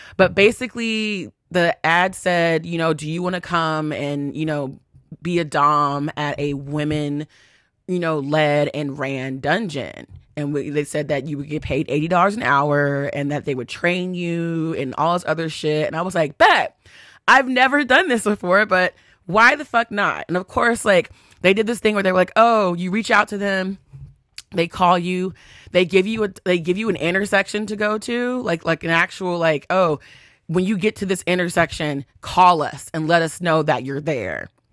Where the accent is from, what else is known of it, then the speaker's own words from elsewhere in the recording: Texas, United States; accent: country; moved away; I'm from Texas